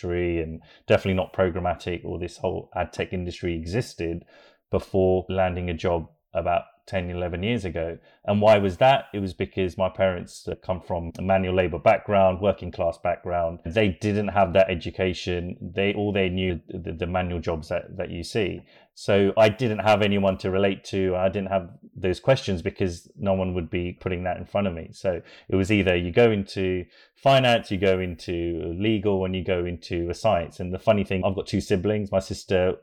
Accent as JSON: {"language": "English", "area": "Hertfordshire", "region": "East of England", "country": "United Kingdom", "tie": "born or raised there", "said": "born in the UK, just outside of London, a little place in Hertfordshire"}